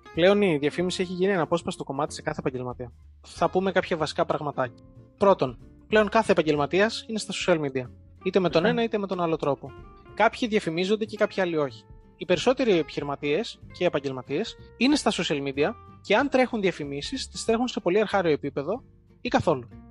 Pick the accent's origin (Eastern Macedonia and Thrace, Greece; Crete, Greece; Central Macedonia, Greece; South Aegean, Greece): Crete, Greece; Heraklion; moved away as an adult; also born or lived in England; now in Athens, Greece; είμαι από το Ηράκλειο της Κρήτης, δουλεύω σε μια διαφημιστική εταιρεία στην Αθήνα